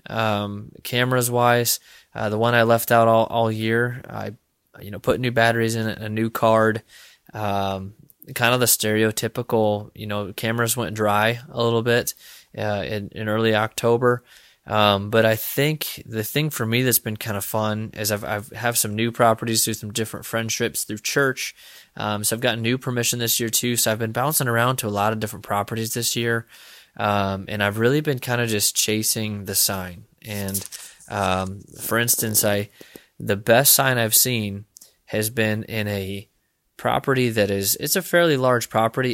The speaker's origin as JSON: {"language": "English", "region": "Illinois", "country": "United States", "tie": "born or raised there", "moved": "yes", "lives_now": "Iowa, United States", "said": "hunting in Illinois. I'll be hunting out of state this year, um, which is my home state"}